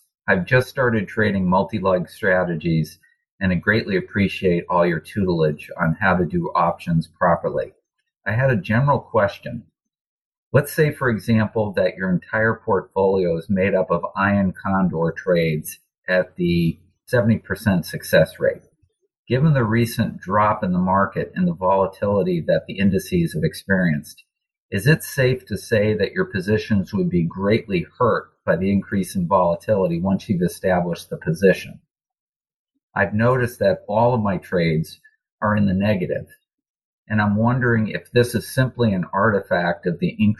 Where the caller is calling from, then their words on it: Connecticut, United States; Hi, Kirk. … I'm from Connecticut.